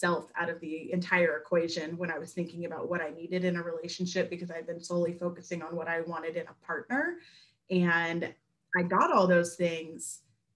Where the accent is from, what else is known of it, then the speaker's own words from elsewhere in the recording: Bay Area, California, United States; moved away as an adult; also born or lived in Missouri / Memphis, Tennessee; now in Jackson, United States; I grew up in California. I grew up in the Bay Area